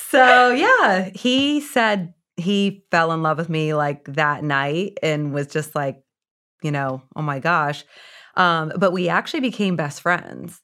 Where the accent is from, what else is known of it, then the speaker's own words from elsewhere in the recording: Indiana, United States; I was born and raised in Indiana